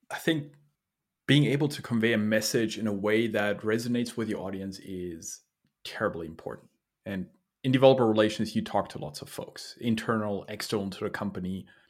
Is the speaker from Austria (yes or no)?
yes; Austria; I was born in Austria